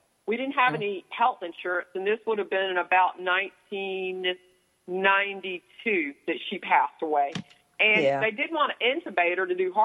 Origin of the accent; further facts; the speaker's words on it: the South, United States; growing up in the South, our family, years ago, everybody spent time on that front porch